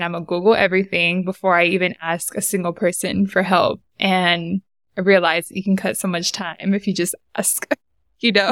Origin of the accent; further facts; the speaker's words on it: San Diego, California, United States; moved away as an adult; now in Bay Area, United States; I was born and raised in Southeast San Diego